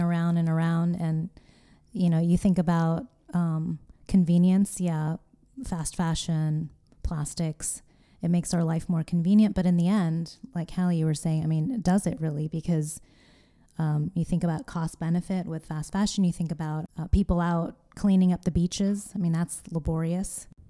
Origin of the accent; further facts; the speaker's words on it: California, United States; moved away; my home state.